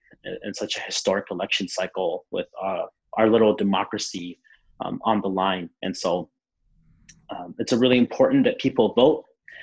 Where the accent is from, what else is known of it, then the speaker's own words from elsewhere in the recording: Eugene, Oregon, United States; I was born and raised right here in Eugene, Oregon.